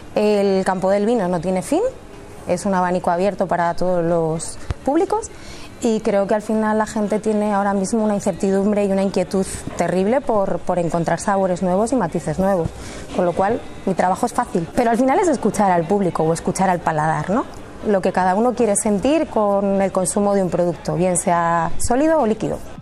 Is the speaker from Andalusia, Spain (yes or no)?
no; Olmedo, Castile and León, Spain; mis padres decidieron abrir una empresa de hostelería en, en mi pueblo, Olmedo